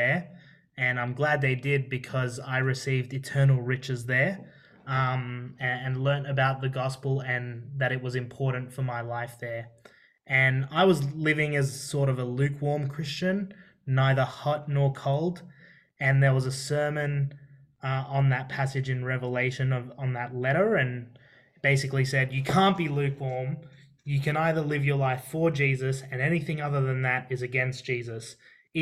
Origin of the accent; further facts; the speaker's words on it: Australia; first language Arabic; English is a second language; Both my parents are from Syria, and they both migrated here. I'm first generation Australian, and I can speak Arabic. I learned Arabic as my first language